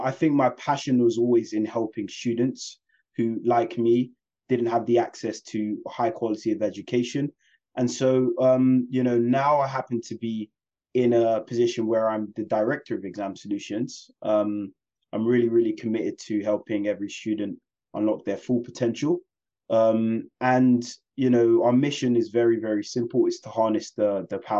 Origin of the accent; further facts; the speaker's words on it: London, United Kingdom; I was born and raised in West London.